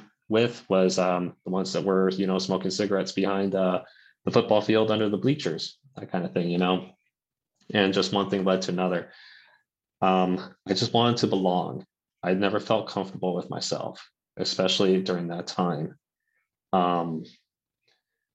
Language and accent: English; Santa Barbara, California, United States; now in Sacramento County, United States; I'm originally from Santa Barbara